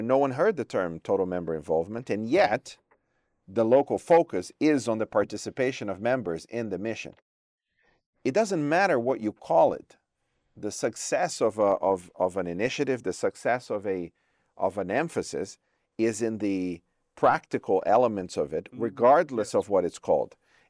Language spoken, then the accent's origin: English; Brazil; born there; Although I was born in Brazil, my home division is the Trans-European Division.